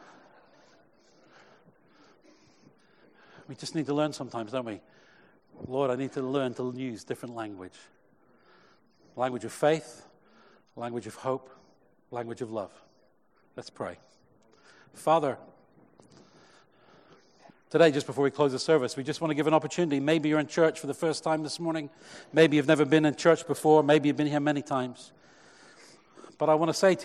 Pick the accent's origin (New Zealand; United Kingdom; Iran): United Kingdom; Cheltenham, South West England; when I was a youth leader in my first church growing up in Cheltenham